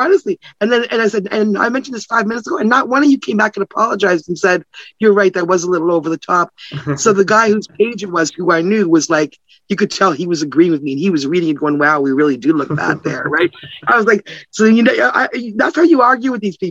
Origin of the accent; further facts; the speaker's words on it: Canada; I'm Canadian. I'm not even American.